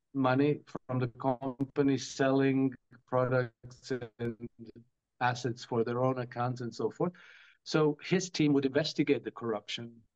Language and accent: English; Croatia; now in Monaco; I come from Croatia, a bit of a Russophobic uh, culture.